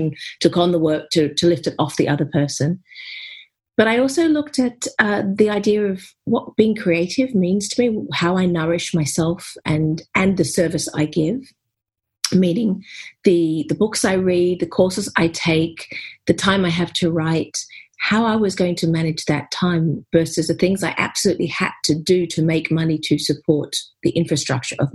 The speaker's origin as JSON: {"language": "English", "country": "Australia", "moved": "yes", "lives_now": "United Kingdom", "said": "I'm here in the UK, even though I'm an Aussie."}